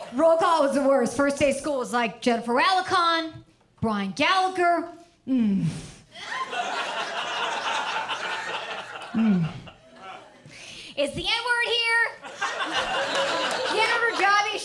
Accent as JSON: {"language": "English", "area": "Orange County", "region": "California", "country": "United States", "tie": "born or raised there", "said": "I grew up in Orange County"}